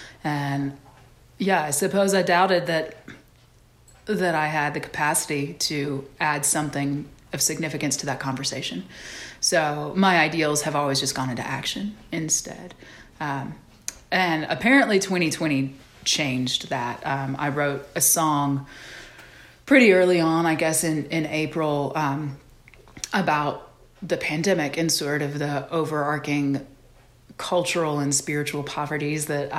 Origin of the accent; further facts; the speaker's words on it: the South, United States; certainly growing up in the South, that's just like a foundational bedrock belief of mine.